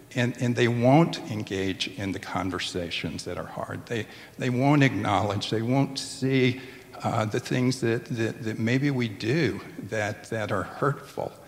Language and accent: English; Tupelo, Mississippi, United States; my hometown